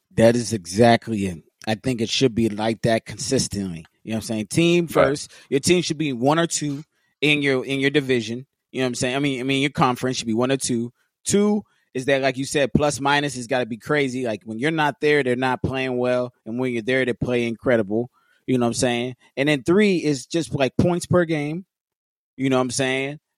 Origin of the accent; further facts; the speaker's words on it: Los Angeles, California, United States; being born and raised in L.A.